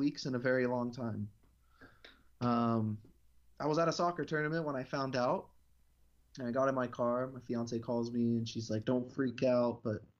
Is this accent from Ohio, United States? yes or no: no; Los Angeles, California, United States; born or raised there